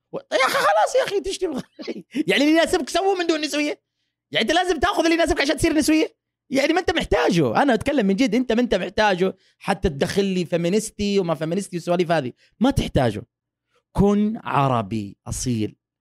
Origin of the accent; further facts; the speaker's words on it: Saudi Arabia; moved away as an adult; also born or lived in Texas, United States; now in United States; أنا من السعودية.